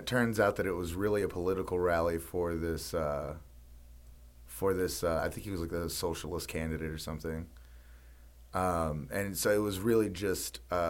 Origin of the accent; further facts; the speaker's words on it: the South, United States; growing up in the Southern culture, which you know, I'm proud to be from the South.